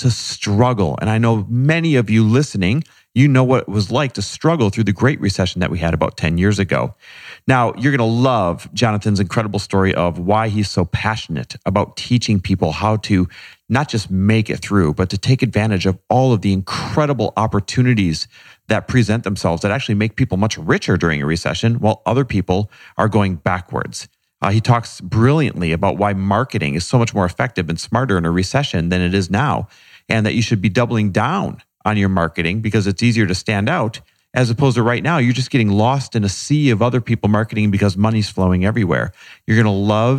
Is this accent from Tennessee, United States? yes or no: no; Wisconsin, United States; I'm Midwest born and raised, Wisconsin area